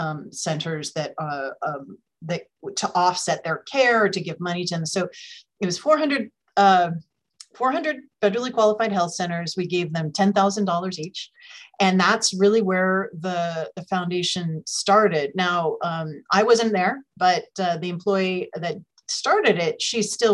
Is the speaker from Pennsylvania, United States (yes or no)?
no; San Francisco, California, United States; this is my hometown. I'm based here in San Francisco in the Bay Area